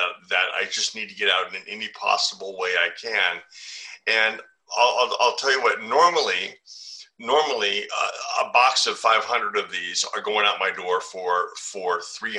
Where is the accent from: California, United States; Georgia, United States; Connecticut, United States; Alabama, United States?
California, United States; moved away as an adult; also born or lived in Tokyo, Japan; moved back to my home state of California